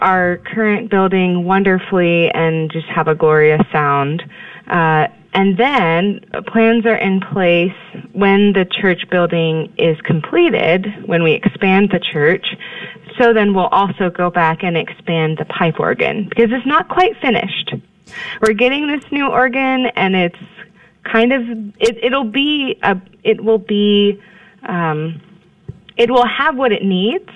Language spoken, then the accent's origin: English; Houston, Texas, United States; born or raised there; moved away as an adult; also born or lived in Indiana / Kansas